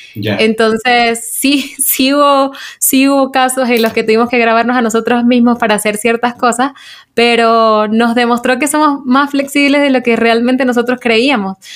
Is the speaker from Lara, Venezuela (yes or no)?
no; Maracaibo, Zulia, Venezuela; moved away as an adult; now in Bogotá, Colombia; yo vengo de Maracaibo